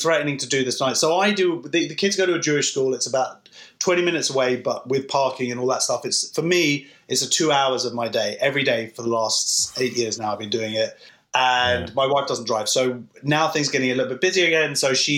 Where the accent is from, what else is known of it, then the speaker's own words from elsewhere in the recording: London, United Kingdom; I'm from London